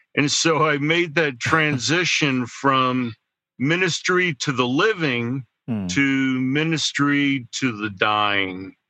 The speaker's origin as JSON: {"language": "English", "region": "central New Jersey", "country": "United States", "tie": "born or raised there", "also_born_or_lived": "Denver, Colorado", "moved": "as an adult", "lives_now": "Pittsburgh, United States", "said": "I grew up in uh, central New Jersey"}